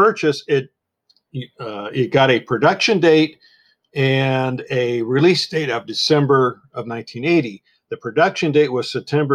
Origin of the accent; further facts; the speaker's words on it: Santa Monica, California, United States; I was born and raised in Santa Monica